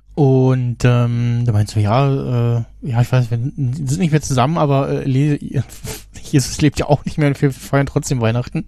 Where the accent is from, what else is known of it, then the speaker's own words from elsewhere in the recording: Germany; als Deutscher